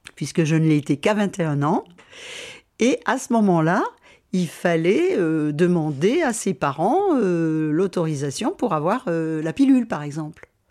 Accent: Besançon, Bourgogne-Franche-Comté, France; Besançon, c'est ma ville, donc j'y ai passé beaucoup de temps, ma ville natale

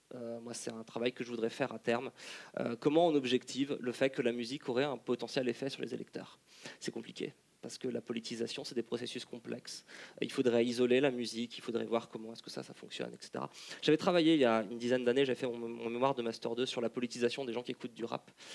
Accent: Lyon, Auvergne-Rhône-Alpes, France; je, viens, je viens de Lyon

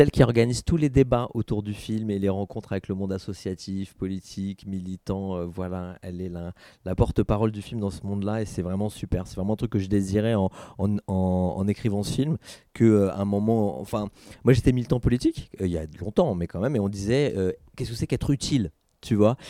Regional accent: Saint-Denis, Île-de-France, France; now in Aubervilliers, France; je suis né, j'ai grandi à Saint-Denis, maintenant je vis à Aubert

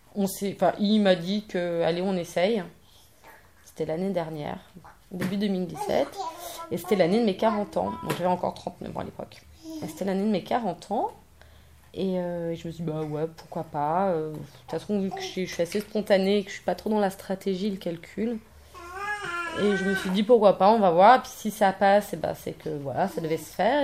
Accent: Paris, Île-de-France, France; je suis parisienne

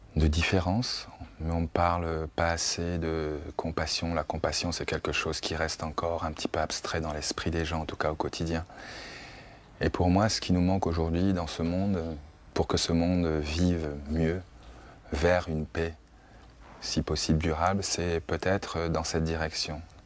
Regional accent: France; en tant que Français d'origine africaine

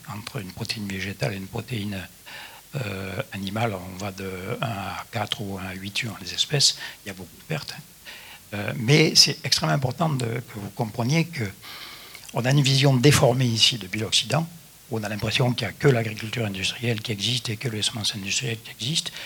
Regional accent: Midi viticole, southern France, France; je suis du Midi viticole

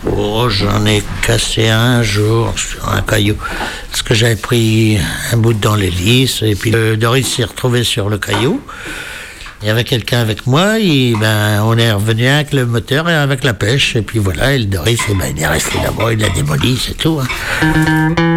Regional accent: near the border with Normandy, Brittany, France; je suis né en Bretagne, enfin juste à la limite Bretagne-Normandie

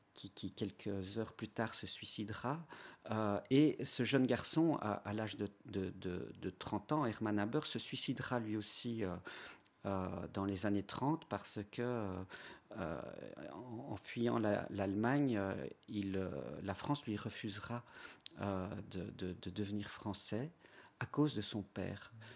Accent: Belgium; chez nous à Ypres

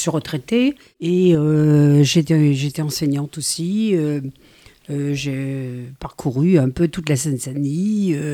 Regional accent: Algeria; now in Les Lilas, France; j'ai grandi en Algérie.

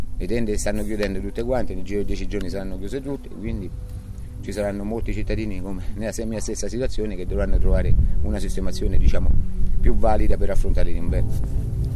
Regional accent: Amatrice, Lazio, Italy; also born or lived in Abruzzo (tradition); voglio rimanere alla matrice, voglio stare qui, voglio, eh, io sono innamorato delle mie montagne e della mia terra

